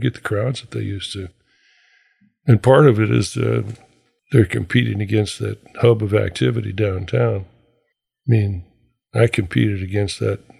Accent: Anchorage, Alaska, United States; myself and a couple of guys that I was raised with here in Anchorage

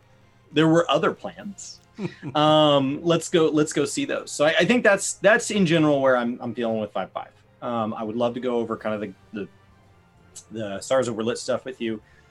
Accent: United States; as an American, we were raised being taught manifest destiny.

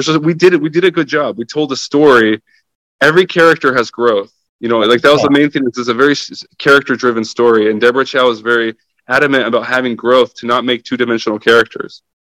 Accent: Ukraine; first language Russian; English is a second language; I'm half Russian, half Ukrainian. Mm-hmm. So I was born in Ukraine and my dad is Ukrainian and my mom is Russian, though we lived in Ukraine, you know?

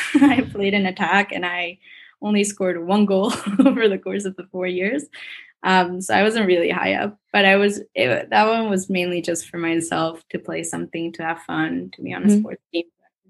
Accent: New York City, New York, United States; Since I grew up in New York City, it was kind of nice because our Model UN was at the United Nations headquarters in New York.

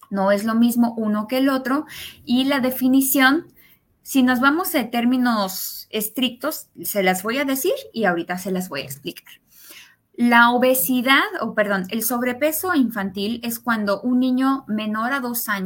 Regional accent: Mexico; born there; also born or lived in United States; Yo nací en México, pero parte de mi vida vivía en Estados Unidos. En realidad tuve un, este, una crianza bilingüe porque mi papá es norteamericano y estudié en inglés hasta que entré a medicina aquí en México.

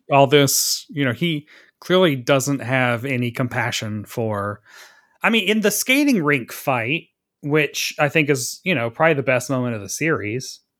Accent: Tennessee, United States; growing up in the South in fucking Tennessee

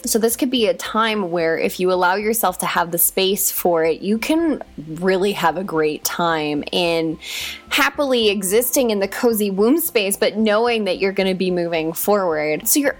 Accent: Hawaii, United States; Like, I grew up in Hawaii, so I know that deeply.

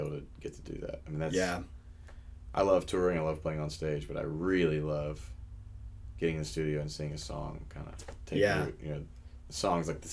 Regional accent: Memphis, Tennessee, United States; now in Nashville, United States; It's my hometown

